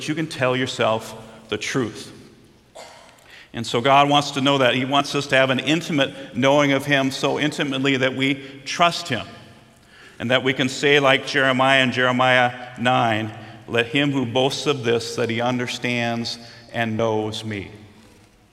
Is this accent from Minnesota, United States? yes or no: yes; Minnesota, United States; Growing up in Minnesota